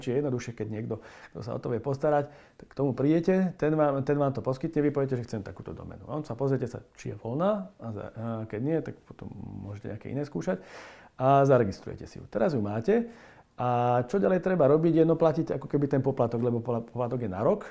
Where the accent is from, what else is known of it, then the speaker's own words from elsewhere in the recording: Slovakia; sme Slováci